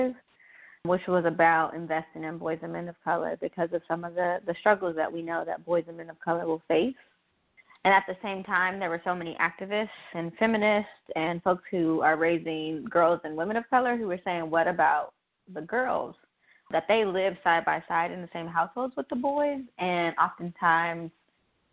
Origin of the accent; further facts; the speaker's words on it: Los Angeles, California, United States; I was born and raised in South Central Los Angeles